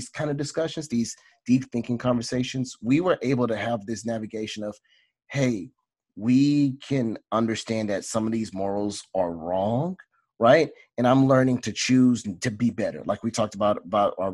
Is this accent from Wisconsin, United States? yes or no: no; Southeast Texas, United States; I'm a kid from Southeast Texas